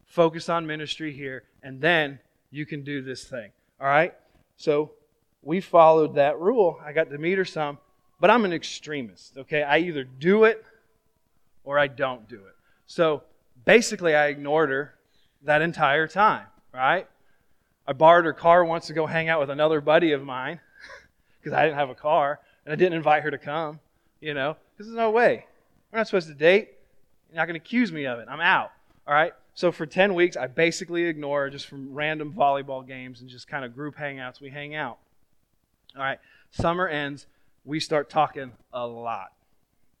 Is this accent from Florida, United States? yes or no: yes; Florida, United States; I was from Florida